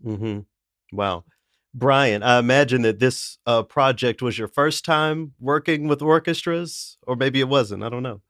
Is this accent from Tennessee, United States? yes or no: yes; Tennessee, United States; I'm from the South, I'm from Tennessee